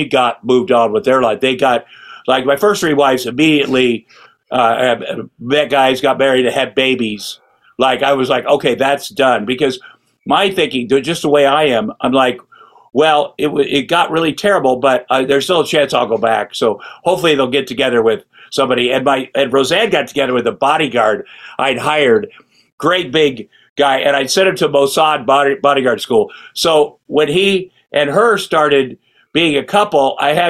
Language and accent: English; Ottumwa, Iowa, United States; moved away as an adult; also born or lived in Hollywood; I grew up in Ottumwa, Iowa